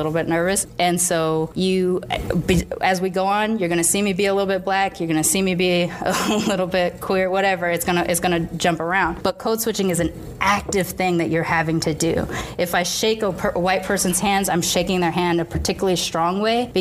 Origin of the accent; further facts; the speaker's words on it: United States; also born or lived in Boston / California; America, America, America.